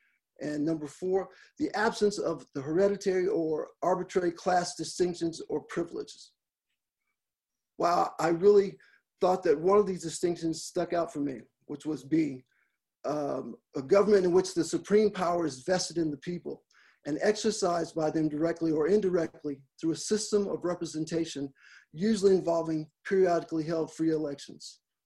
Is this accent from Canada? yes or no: no; Los Angeles, California, United States; born there; also born or lived in Frankfurt / Minot / Roswell; I was born in Los Angeles, California, and grew up in a military family environment, living in Frankfurt, Germany, Minot, North Dakota, and finally retiring in the great metropolis of Roswell, New Mexico.